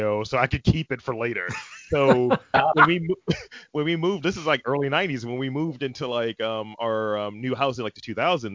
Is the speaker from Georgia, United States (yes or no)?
no; Baltimore, Maryland, United States; born and raised Baltimore, Maryland, East Side